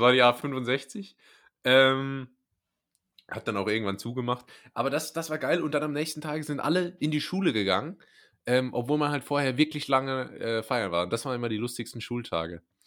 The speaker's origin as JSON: {"language": "German", "region": "Rhineland-Palatinate", "country": "Germany", "first_language": "German", "said": "ich als Pfälzer"}